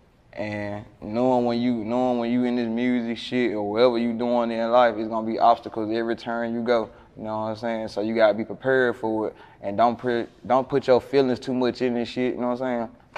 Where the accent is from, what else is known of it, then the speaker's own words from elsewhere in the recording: Memphis, Tennessee, United States; I was born in the Haven.